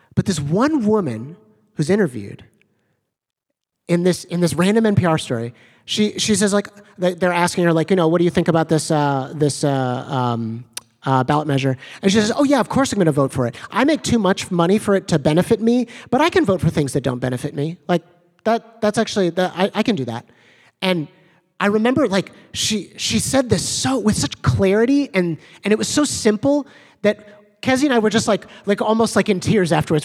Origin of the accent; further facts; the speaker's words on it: Evanston, Illinois, United States; growing up in Evanston, Illinois